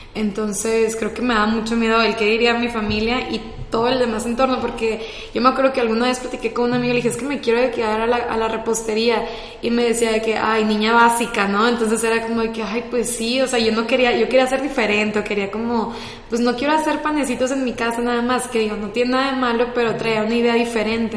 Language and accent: Spanish; Culiacán, Sinaloa, Mexico; soy de Culiacán, Sinaloa